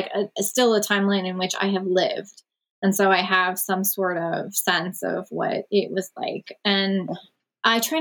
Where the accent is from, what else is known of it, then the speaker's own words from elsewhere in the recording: Wilkes-Barre, Pennsylvania, United States; my hometown, which is Wilkes-Barre, Pennsylvania.